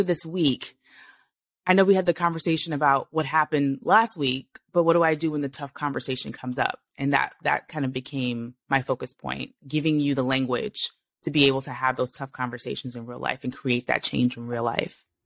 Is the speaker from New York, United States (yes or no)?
yes; New York City, New York, United States; I was born in Brooklyn. I was raised in New York.